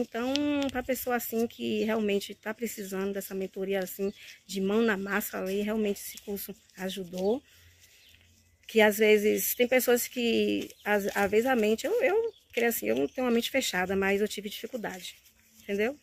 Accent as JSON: {"language": "Portuguese", "area": "Santo Amaro da Purificação", "region": "Bahia", "country": "Brazil", "said": "eu sou de Santa Maria da Purificação"}